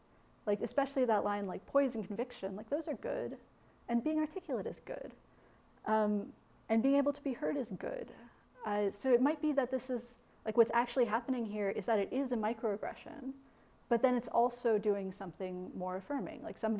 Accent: Midwest, United States; Again, I'm from the Midwest. I was like taught to be kind of quiet.

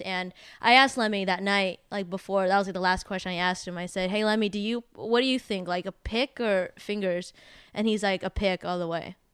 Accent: San Jose, California, United States; moved away as an adult; now in Los Angeles, United States; just living in a small town growing up in San Jose

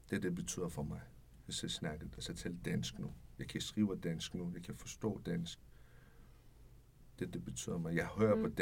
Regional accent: Capital Region of Denmark, Denmark; Det kommer sig selv, jeg siger, jeg er fra Nordsjælland, fra den by.

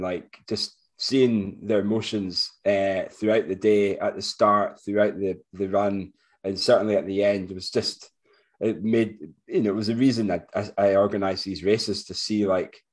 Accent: Forres, Scotland, United Kingdom; from Forest, my hometown

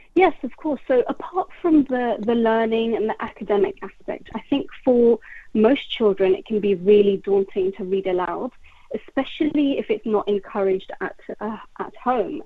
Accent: London, United Kingdom; I grew up in West London

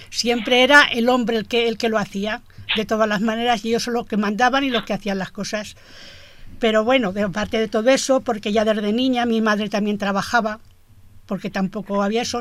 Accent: Camporrobles, Valencian Community, Spain; Sí, soy de Campo Robles.

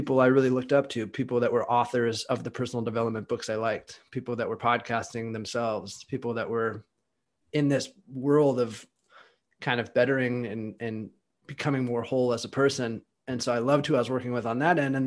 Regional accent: California, United States; moved away as an adult; now in Austin, United States; I'm from California, and I moved to Austin, Texas.

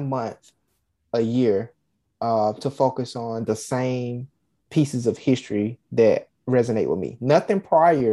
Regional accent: Alabama, United States; I'm from Alabama

